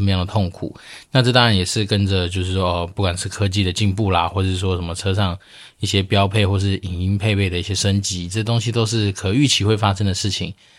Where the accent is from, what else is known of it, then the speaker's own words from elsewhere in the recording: Taoyuan, Taiwan; now in Xizhi, Taiwan; 因为我老家在桃园，那我们就会从桃园出发往汐止方向走